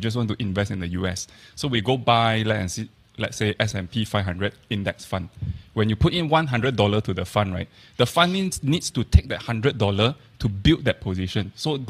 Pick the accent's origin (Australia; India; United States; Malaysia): Malaysia; we are Malaysian. We know Malaysia.